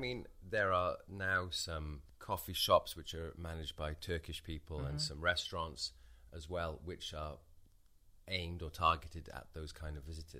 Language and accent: English; United Kingdom; moved away as an adult; now in Piešťany, Slovakia; as a British person who grew up in the 1980s